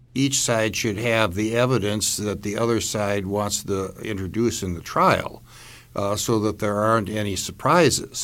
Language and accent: English; Milwaukee, Wisconsin, United States; my hometown in Milwaukee